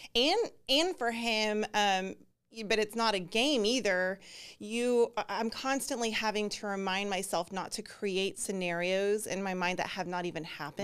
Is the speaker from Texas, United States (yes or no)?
yes; Texas, United States; also born or lived in Alabama; I was born in Alabama, but my parents came back to Texas when I was like two and a half.